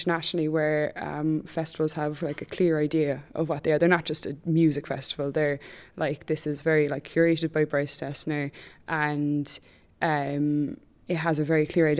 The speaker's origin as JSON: {"language": "English", "town": "Cork", "region": "Munster", "country": "Ireland", "said": "And I'm from Cork"}